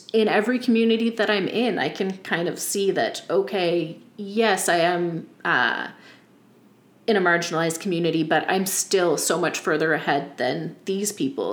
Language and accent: English; Yarmouth County, Nova Scotia, Canada; I grew up in Yarmouth County